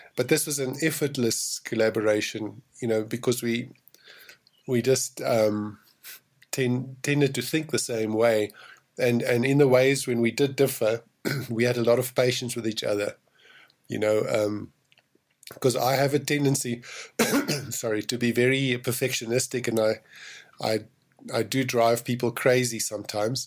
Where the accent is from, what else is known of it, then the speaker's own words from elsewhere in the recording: South Africa; I'm from South Africa